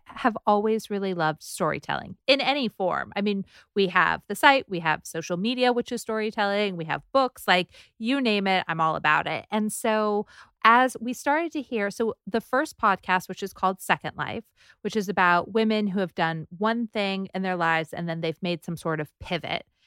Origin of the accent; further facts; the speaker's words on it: Southern California, United States; also born or lived in New York; now in Los Angeles, United States; I'm from Southern California